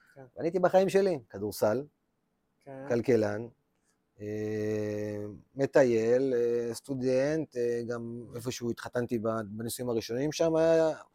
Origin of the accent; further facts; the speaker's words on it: Lehavim, Southern District, Israel; moved away; also born or lived in Beersheba; אני גדלתי רוב חיי בלהבים, בכלל בדרום, אה, באר שבע, אבל רוב החיים שלי גדלתי בלהבים